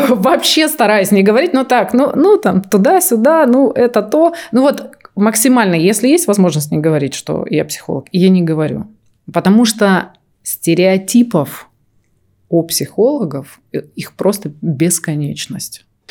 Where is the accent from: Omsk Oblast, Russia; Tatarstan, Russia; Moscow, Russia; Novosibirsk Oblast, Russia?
Omsk Oblast, Russia; Omsk; Я из Сибири, из Омска.